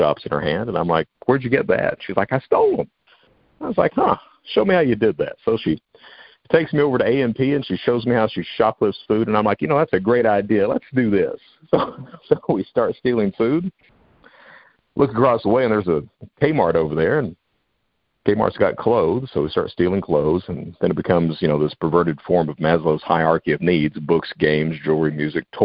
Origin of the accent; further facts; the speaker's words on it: Hazard, Kentucky, United States; also born or lived in Panama City, Florida; we moved from Panama City, Florida, back to Hazard, Kentucky. That's where I'm from